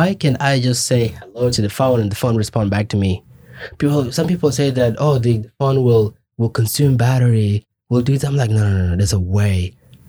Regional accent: Kenya; moved away as an adult; also born or lived in Juba, South Sudan / Khartoum, Sudan; now in United States; I grew up in Kenya my whole life, right? Until I came here

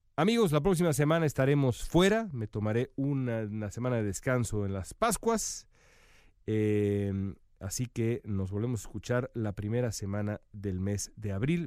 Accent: Mexico; now in United States; soy mexicano y vivo acá

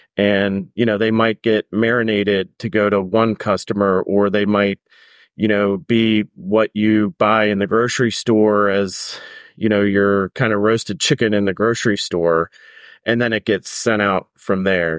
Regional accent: Maryland, United States; I grew up in Maryland

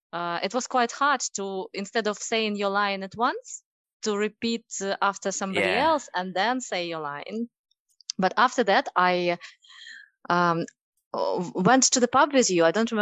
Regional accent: Russia; accent: Russian; English is a second language; Russian. it's a constant scene between my husband and me, because he mocks my accent and I try to exaggerate it for a more comic effect.

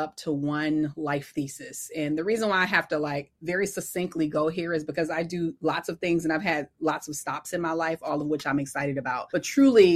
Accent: Detroit, Michigan, United States; I'm originally from Detroit

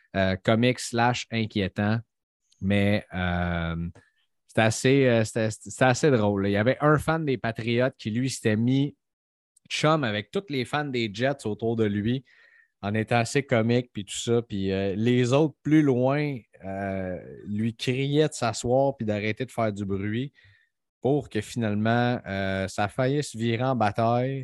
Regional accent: Montreal, Quebec, Canada; Nous autres, on vient de Montréal

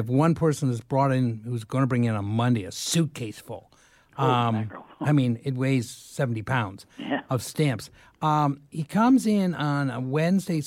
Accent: London, Ontario, Canada; moved away; I grew up in London.

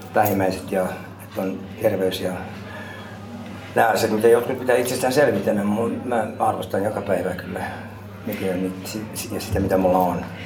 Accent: Finland; moved away as an adult; mä oon, olen kasvanut Suomessa

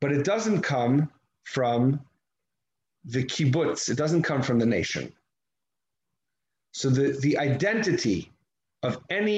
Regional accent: United States; I'm an American, it happens to be I'm an American

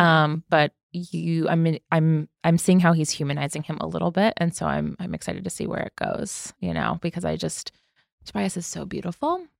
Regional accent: East Coast, United States; I'm from the East Coast

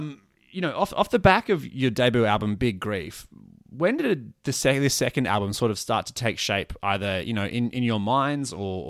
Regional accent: Brisbane, Queensland, Australia; I am Brizzy

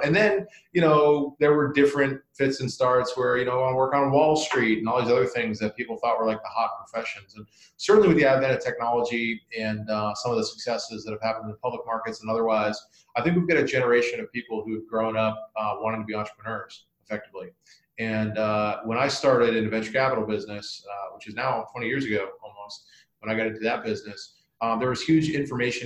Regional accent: United States; moved away as an adult; also born or lived in Boston, Massachusetts; Grew up down on Long Island in Connecticut

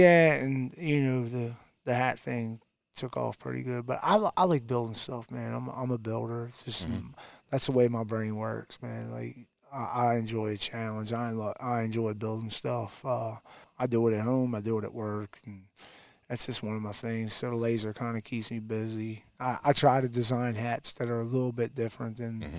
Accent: Delaware, United States; moved away as an adult; now in Tennessee, United States; Me and my wife were both born and raised in Delaware

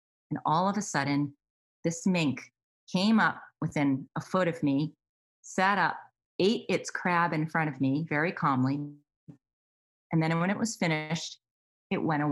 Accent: Massachusetts, United States; I grew up in Massachusetts.

